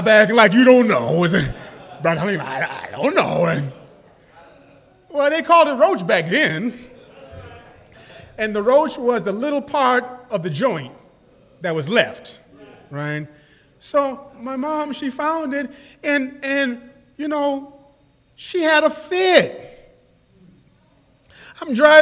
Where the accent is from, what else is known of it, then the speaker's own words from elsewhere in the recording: New York City, New York, United States; I was born in the States. I was born in New York City.